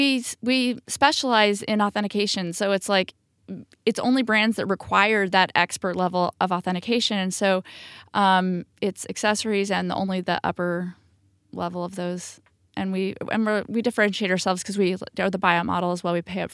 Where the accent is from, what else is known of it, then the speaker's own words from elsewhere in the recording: California, United States; now in New York City, United States; we're like from California and everything is so easy and close.